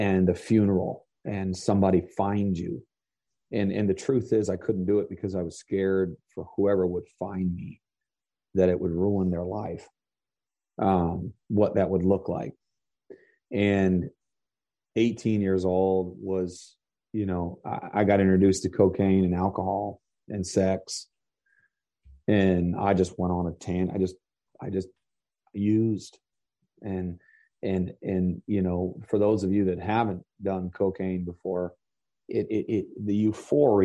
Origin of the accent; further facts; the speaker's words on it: Vermont, United States; I grew up in Vermont. I grew up on a dairy farm